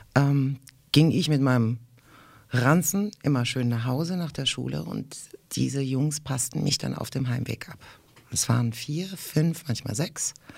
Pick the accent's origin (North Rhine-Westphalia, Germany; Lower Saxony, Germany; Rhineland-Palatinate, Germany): Rhineland-Palatinate, Germany; German is a second language; In der Pfalz, da wo ich herkomme